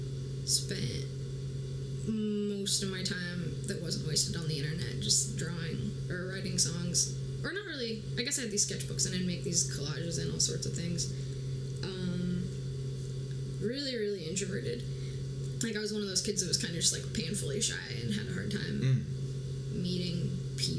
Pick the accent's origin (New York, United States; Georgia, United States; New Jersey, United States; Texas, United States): New York, United States; White Plains; now in Philadelphia, United States; I grew up in White Plains, New York, which is like suburbs about 45 minutes out of New York City.